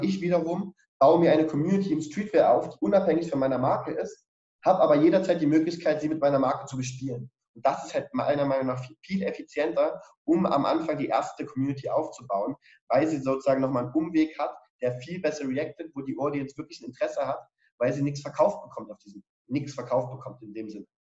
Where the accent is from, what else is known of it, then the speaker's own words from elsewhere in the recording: Dresden, Saxony, Germany; ich bin ja auch Dresdner